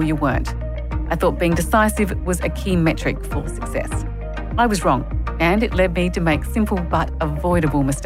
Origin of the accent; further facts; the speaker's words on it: Adelaide, South Australia, Australia; moved away as an adult; now in Sydney, Australia; I grew up in Adelaide